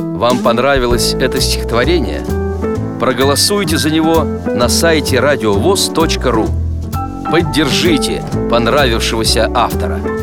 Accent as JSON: {"language": "Russian", "area": "Zolotukhinsky District", "region": "Kursk Oblast", "country": "Russia", "tie": "born or raised there", "also_born_or_lived": "Nizhnee Smorodino, Kursk Oblast / Tyotkino, Kursk Oblast", "said": "Родилась я в Соловьином крае, в Золотухинском районе, 1992 году."}